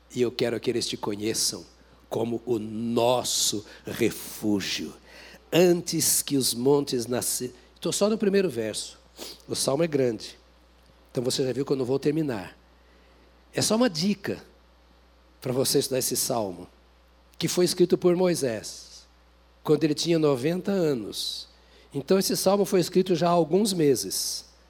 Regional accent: Brazil; Como brasileiros

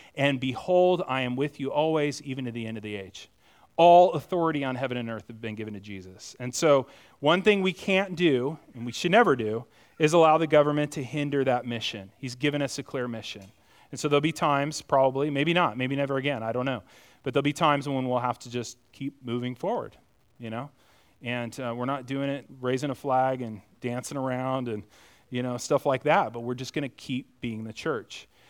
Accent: United States; I'm as American as the rest of you

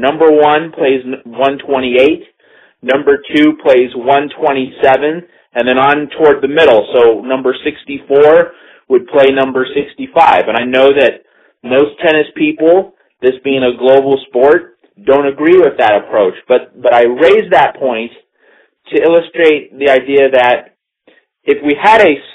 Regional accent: United States; as an American

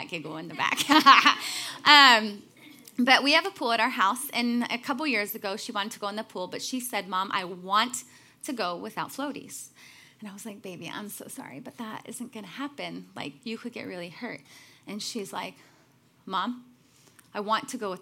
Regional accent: Chicago, Illinois, United States; I'm from Chicago

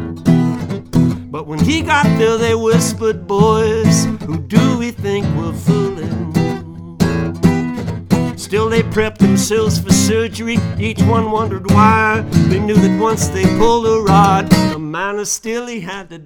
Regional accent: Indiana, United States; also born or lived in Nashville, Tennessee / Colorado; now in Muscle Shoals, United States; I went back to my hometown of Indiana after living in Colorado

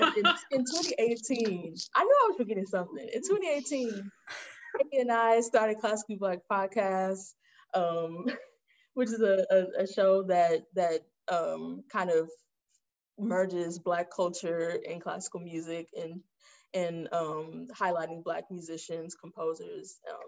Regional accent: Inglewood, California, United States; moved away as an adult; I'm from Inglewood, California, which is in LA.

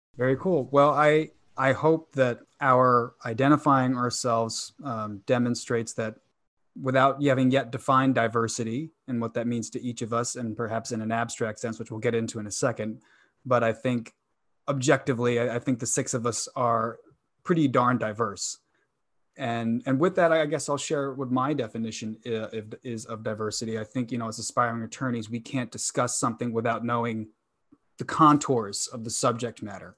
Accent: New York, United States; I grew up in New York

